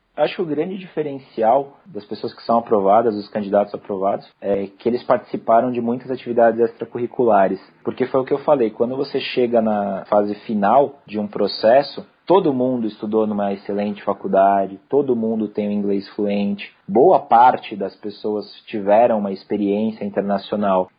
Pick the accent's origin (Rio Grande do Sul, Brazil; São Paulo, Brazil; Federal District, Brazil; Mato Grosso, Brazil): São Paulo, Brazil; also born or lived in São Carlos; eu sou aqui de São Paulo, né? São Paulo, capital da cidade mesmo